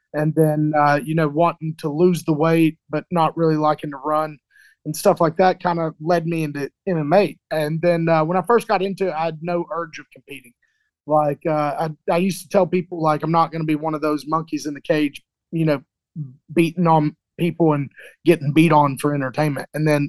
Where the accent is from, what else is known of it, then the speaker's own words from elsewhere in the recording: Chattanooga, Tennessee, United States; So I moved around a lot when I was a little kid, you know, probably more than most people. And then about middle school, I kind of settled in the Chattanooga